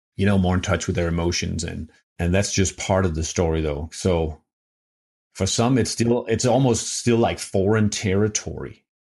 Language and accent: English; Denmark; moved away; I'm from Denmark